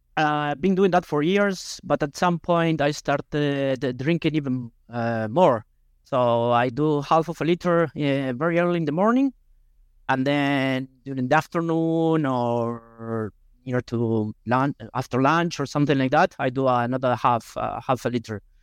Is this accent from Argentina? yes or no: yes; Argentina; English is a second language; moved away as an adult; also born or lived in Buenos Aires, Argentina; now in Barcelona, Spain; I'm from the Nigeria of Argentina, but when I moved to Buenos Aires when I had seventeen, eighteen years old